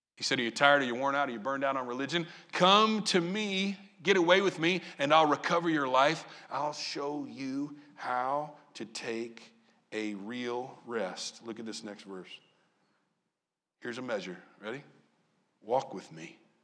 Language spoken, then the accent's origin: English; Southern Illinois, United States; moved away; also born or lived in Maryland; I grew up in Southern Illinois.